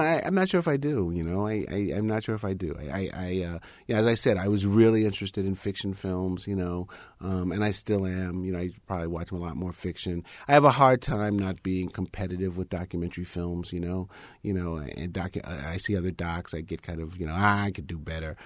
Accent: United States; I'm a black person. I'm American

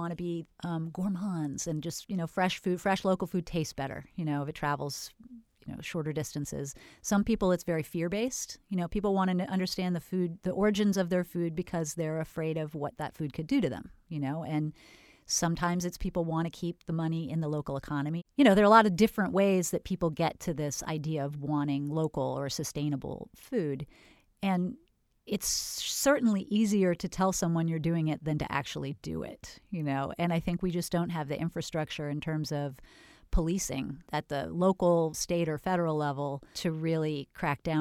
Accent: California, United States; I was from Northern California and moved to Florida and, and wondered why the farmers markets had no farmers at them.

